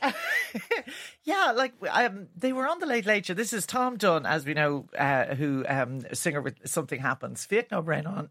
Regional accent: Ireland; our character as Irish people

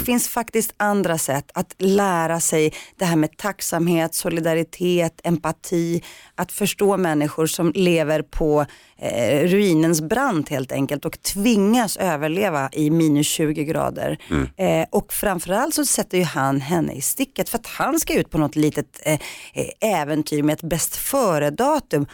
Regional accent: Rinkeby, Stockholm County, Sweden; när vi var små och bodde i Rinkeby

